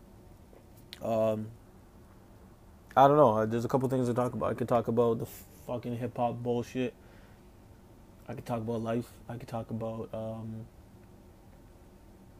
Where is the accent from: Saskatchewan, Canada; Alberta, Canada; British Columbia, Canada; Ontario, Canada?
Ontario, Canada; Toronto; 25 years old, come out of Toronto, you know, Ontario, Canada, I'm Jamaican and Portuguese.